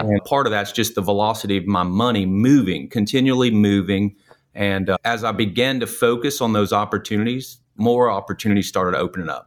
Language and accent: English; New Orleans, Louisiana, United States; moved away; I'm originally from New Orleans